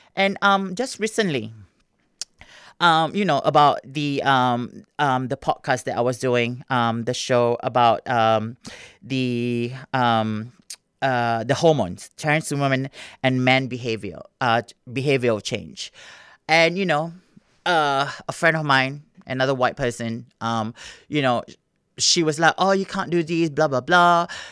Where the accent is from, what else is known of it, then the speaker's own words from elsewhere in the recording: Singapore; moved away; I grew up in Singapore